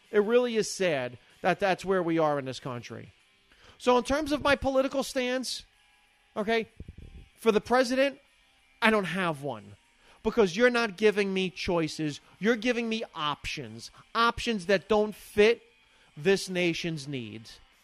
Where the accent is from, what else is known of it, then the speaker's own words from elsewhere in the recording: United States; I'm an American